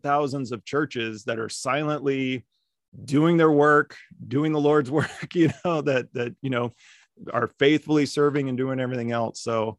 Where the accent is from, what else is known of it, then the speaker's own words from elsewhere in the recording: Las Vegas, Nevada, United States; also born or lived in Germany; So I grew up in Las Vegas. I grew up on the West Coast. My dad was in the Air Force, so we moved all around. Like we lived in Germany. He retired out in Vegas, so that's where I grew up.